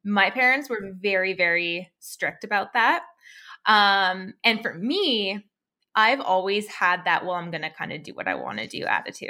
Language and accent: English; Alberta, Canada; I, I'm from Canada. I grew up in a place, like a province called Alberta.